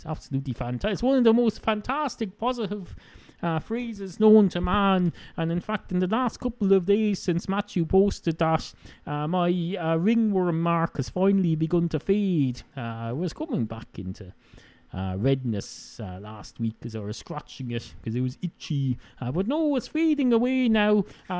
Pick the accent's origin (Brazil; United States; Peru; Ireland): Ireland; accent: Irish hybrid (Wicklow, Dublin, Kildare); I used to have a Wicklow accent. Then I had a bit of a Dublin accent, except not quite. Then I had a Kildare accent. Then I had all sorts of... now I have a hybrid.